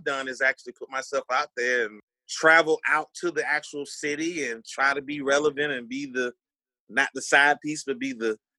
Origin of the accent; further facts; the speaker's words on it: Atlanta, Georgia, United States; I'm from Ben Hill, Ben Real, Southwest Steel Kid, Atlanta, Southwest Atlanta.